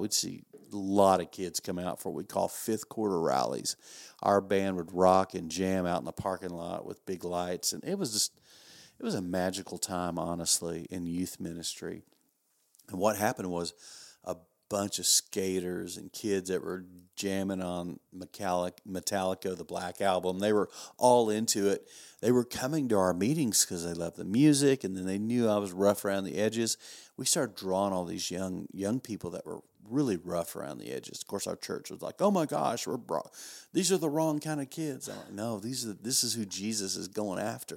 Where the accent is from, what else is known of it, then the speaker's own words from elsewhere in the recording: West Texas, United States; I grew up in West Texas